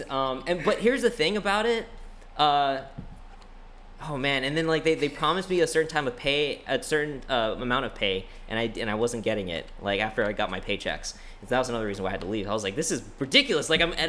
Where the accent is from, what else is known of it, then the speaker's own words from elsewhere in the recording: New York, United States; And I thought, since I was originally from New York and I was so accustomed and comfortable going there every twice a year because my family's still up there.